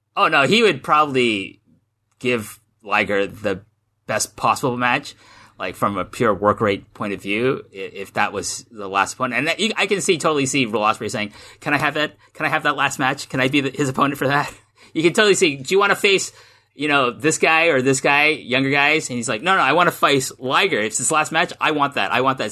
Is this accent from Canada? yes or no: yes; Canada; moved away as an adult; now in Japan; I grew up in Canada